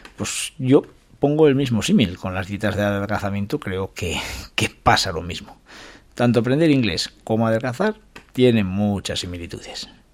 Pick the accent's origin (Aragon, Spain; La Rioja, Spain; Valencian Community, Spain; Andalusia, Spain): La Rioja, Spain; Calahorra; mi pueblo, esa San Silvestre de Calahorra